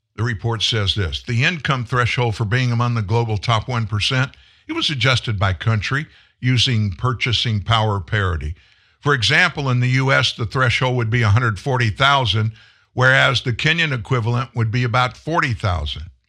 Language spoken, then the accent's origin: English; Louisiana, United States; I'm from Louisiana